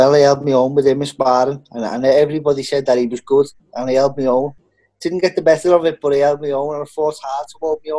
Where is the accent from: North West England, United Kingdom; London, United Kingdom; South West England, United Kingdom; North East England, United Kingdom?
North West England, United Kingdom; Liverpool; I'm from Liverpool, the very centre, just outside the city centre of Liverpool. That's where I'm from, Liverpool, England.